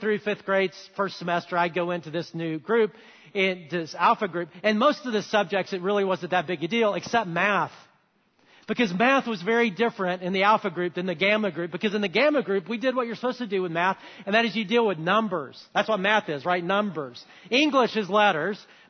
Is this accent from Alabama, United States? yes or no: yes; Huntsville, Alabama, United States; I grew up in Alabama, great place to grow up